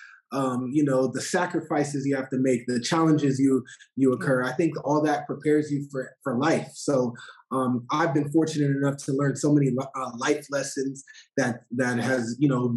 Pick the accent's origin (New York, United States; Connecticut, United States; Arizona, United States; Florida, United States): Arizona, United States; I'm actually born and raised in Arizona